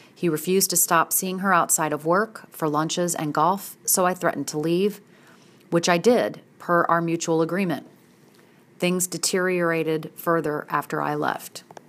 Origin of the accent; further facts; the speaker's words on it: St. Louis, Missouri, United States; moved away as an adult; also born or lived in Philadelphia / Southern Illinois; relocated me back to Saint Louis, my hometown area, from Philadelphia